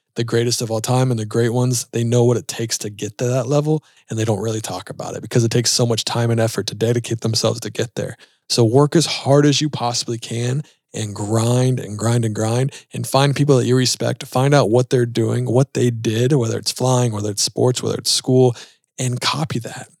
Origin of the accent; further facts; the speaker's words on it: Charlotte, North Carolina, United States; We're both from Charlotte